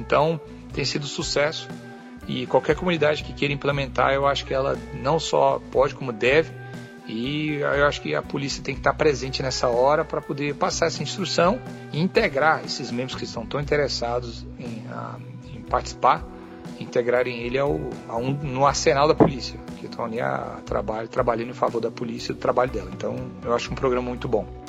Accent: Brazil; also born or lived in California, United States; now in United States; eu posso até ter deixado o Brasil, mas o Brasil não deixou, não, não me deixou. Eu continuo sendo brasileiro.

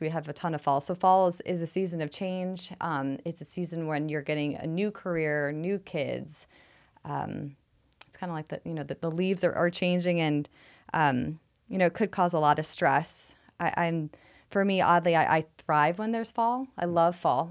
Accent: New York City, New York, United States; now in Phoenix, United States; I'm from New York City

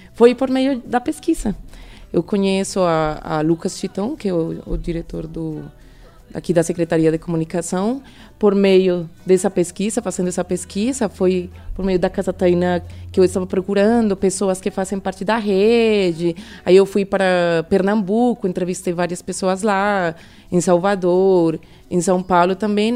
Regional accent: Colombia; Portuguese is a second language; moved away as an adult; now in Brazil; sou colombiana, moro no Brasil desde 2016

